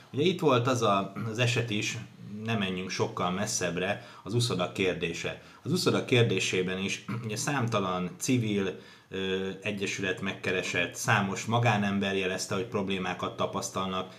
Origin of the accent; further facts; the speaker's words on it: Hungary; segítek a szülővárosomnak, segítek annak a városnak, ahol születtem